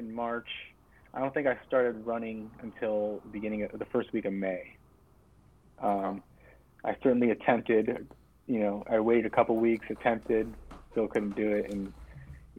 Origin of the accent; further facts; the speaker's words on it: Chardon, Ohio, United States; we're both from Chardon.